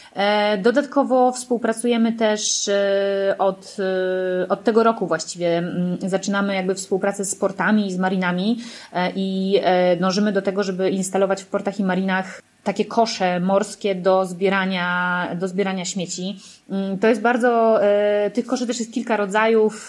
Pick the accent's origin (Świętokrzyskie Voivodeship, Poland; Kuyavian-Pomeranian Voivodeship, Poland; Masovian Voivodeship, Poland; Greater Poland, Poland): Masovian Voivodeship, Poland; Warsaw; ja jestem z Warszawy